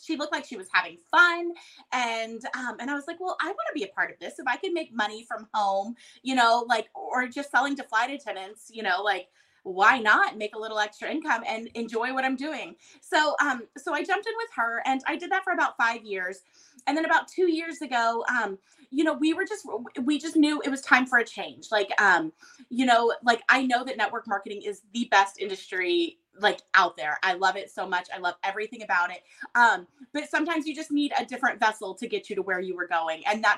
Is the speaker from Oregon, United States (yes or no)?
no; Texas, United States; And I'm Texan through and through, but I've lived everywhere growing up. We moved a ton, not military, just my dad's job.